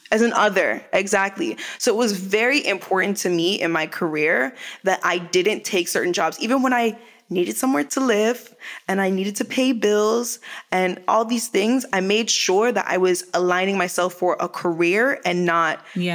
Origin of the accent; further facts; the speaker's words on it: Canada; moved away as an adult; also born or lived in Jamaica; now in Los Angeles, United States; I am a black woman. I am Canadian. Mm. I am Jamaican.